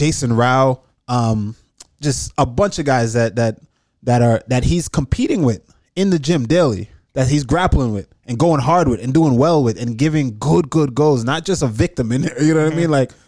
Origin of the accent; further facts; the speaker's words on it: Jamaica; moved away; also born or lived in New York; I'm Jamaican. Like I was raised in you Jamaica, lived there, yeah. Right? Lived there for majority of my life.